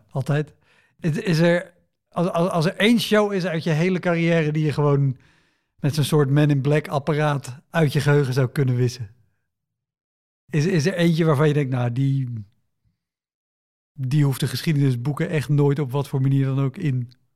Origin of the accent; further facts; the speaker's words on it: near Utrecht, Netherlands; ik kom uit de buurt van Utrecht